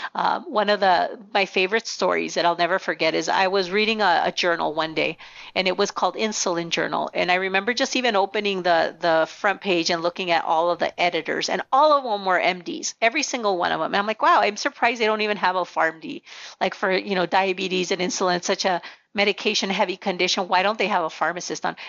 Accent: Nogales, Arizona, United States; first language Spanish; English is a second language; we grew up in the border town of Nogales

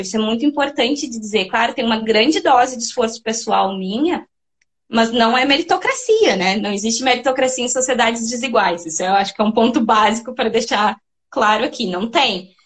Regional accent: São Francisco de Paula, Rio Grande do Sul, Brazil; moved away; Eu sou natural de São Francisco de Paula, na Serra Gaúcha. É, eu não, eu não sou da região metropolitana, eu nasci em São Chico

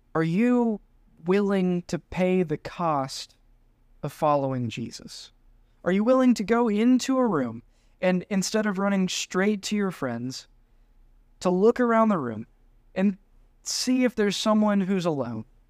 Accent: United States; being the American gringo

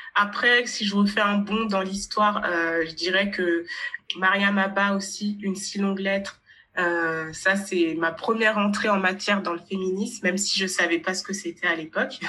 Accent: Haute-Savoie, Auvergne-Rhône-Alpes, France; now in Paris, France; je viens de Haute-Savoie, dans 1974. 74. Du coup, euh, c'est vers Annecy

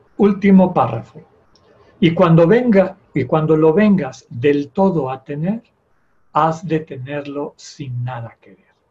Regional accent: Yucatán, Mexico; A mí todavía me tocó en mi infancia en Yucatán

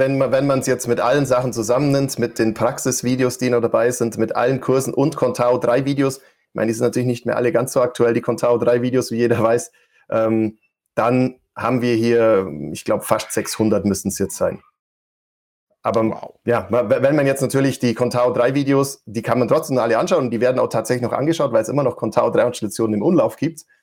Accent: Allgäu, Bavaria, Germany; vielleicht hört man es noch, ich versuche es immer zu verbergen. Ich komme aus dem Allgäu

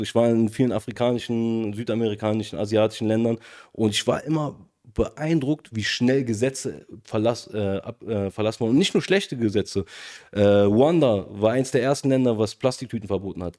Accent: Germany; wo ich tatsächlich einer der einzigen Deutschen war.

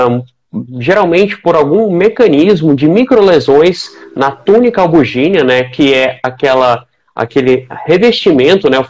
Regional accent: Goiânia, Goiás, Brazil; eu sou médico urologista, especializado em andrologia, sou de Goiânia, atuo aqui na Terrinha, né, fiz a minha formação em urologia aqui mesmo

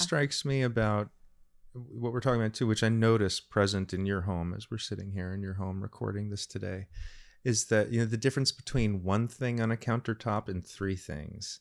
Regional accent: Randolph, New Jersey, United States; I grew up in Randolph, a lovely little town, gorgeous place to grow up in the nineteen eighties

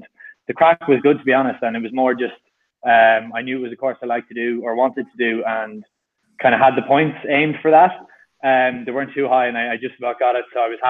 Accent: Athlone, Westmeath, Ireland; moved away as an adult; also born or lived in Galway; I'm actually from Athlone, so what, 55 an hour, 60 minutes away, just the hour.

